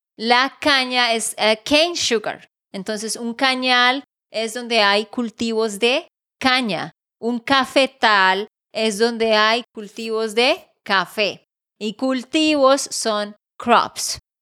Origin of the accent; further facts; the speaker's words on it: Santander, Colombia; also born or lived in Barranquilla; de Santander, Colombia.